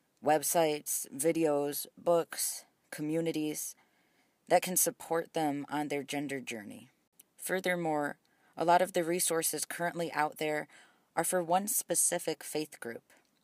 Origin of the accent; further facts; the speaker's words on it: Ohio, United States; I grew up in Ohio, which is where we currently are, though I attended the University of Alabama for undergrad.